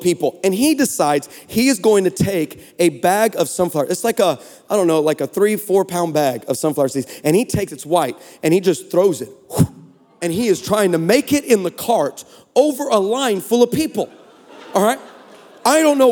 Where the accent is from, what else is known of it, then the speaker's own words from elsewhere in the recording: Texas, United States; We're from Texas